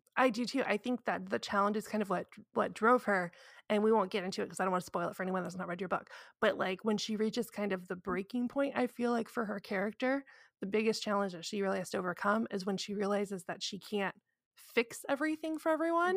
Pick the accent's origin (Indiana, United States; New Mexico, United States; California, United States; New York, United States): Indiana, United States; I'm from Indiana